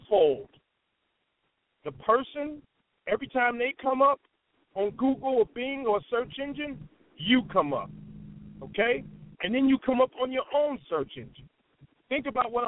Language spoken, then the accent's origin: English; Chicago, Illinois, United States; I am from Chi-Town